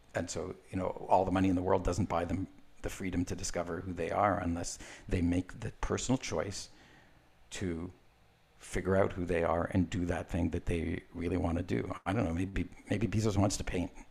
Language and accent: English; Israel; I was born in Israel